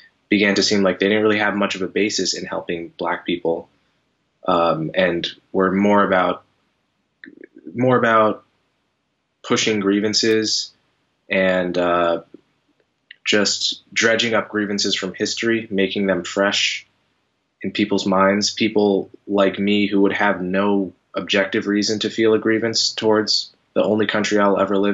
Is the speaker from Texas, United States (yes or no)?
no; New Jersey, United States; I grew up in New Jersey. I grew up in a mixed suburb, maybe 30% black, 60% white, good, fairly integrated